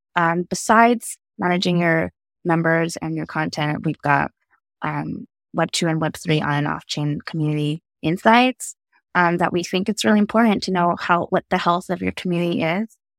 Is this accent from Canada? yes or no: no; Santa Fe, New Mexico, United States; I grew up in Santa Fe, New Mexico, as one of the only Asian kids in school